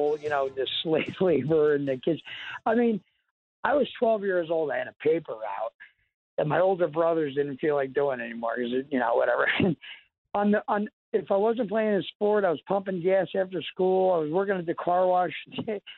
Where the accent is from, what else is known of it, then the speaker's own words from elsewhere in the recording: Cedar Grove, New Jersey, United States; I grew up in Cedar Grove, I worked.